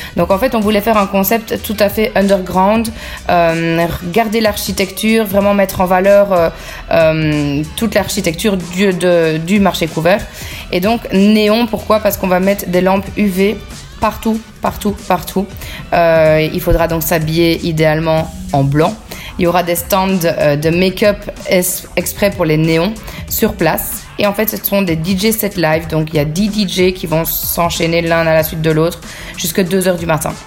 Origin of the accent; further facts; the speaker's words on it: Bastogne, Wallonia, Belgium; now in Léglise, Belgium; je suis originaire de Bastogne, donc j'ai grandi à Bastogne